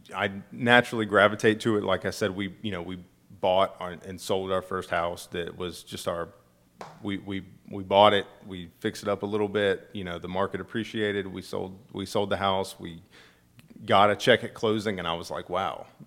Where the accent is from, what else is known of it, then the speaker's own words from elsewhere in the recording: Acworth, Georgia, United States; moved away as an adult; now in Statesboro, United States; I'm from Ackworth